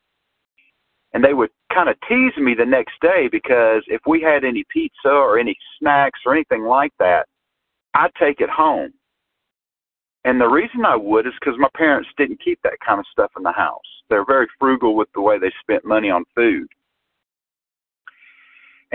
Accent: Georgia, United States; I am from Georgia.

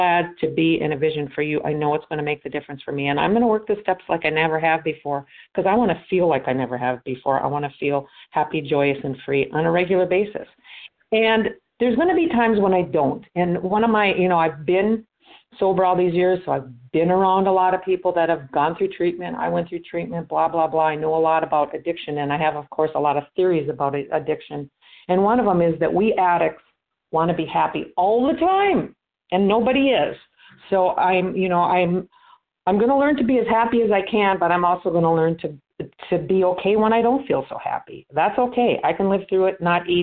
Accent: Minnesota, United States; now in Florida, United States; I am from Minnesota, but I'm down in Florida.

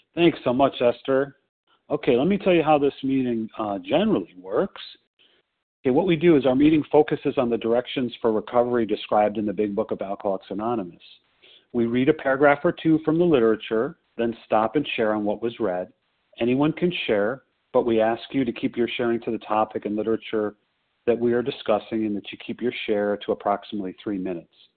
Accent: Skokie, Illinois, United States; also born or lived in Chicago; I was born in Skokie, Illinois, at the same hospital that Harlan spent some time

